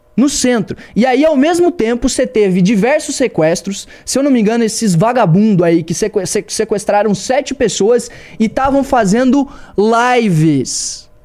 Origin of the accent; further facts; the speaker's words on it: Joinville, Santa Catarina, Brazil; Joinville, na minha cidade